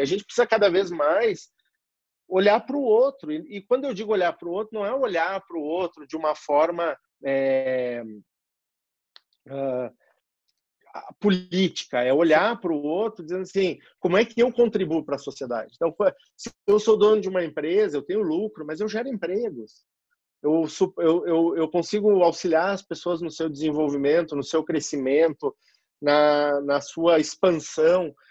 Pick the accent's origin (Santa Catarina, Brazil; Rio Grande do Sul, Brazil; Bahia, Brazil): Rio Grande do Sul, Brazil; moved away as an adult; also born or lived in Porto Alegre; now in São Paulo, Brazil; sou gaúcho